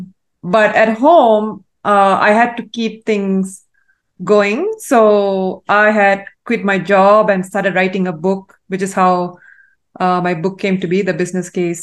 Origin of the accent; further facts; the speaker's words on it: Malaysia; So I was raised in Malaysia, born and raised in Malaysia